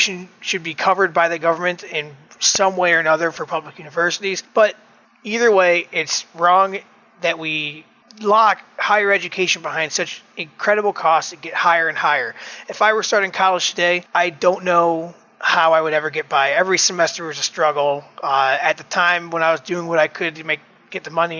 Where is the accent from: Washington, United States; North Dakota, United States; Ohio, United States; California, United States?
Ohio, United States; Elyria; After graduating high school in 2004 in my hometown of Elyria, Ohio